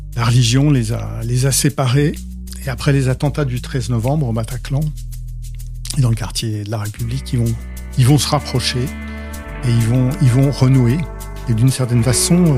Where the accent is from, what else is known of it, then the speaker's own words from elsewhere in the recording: Rouen, Normandy, France; je suis né à Rouen, la ville voisine.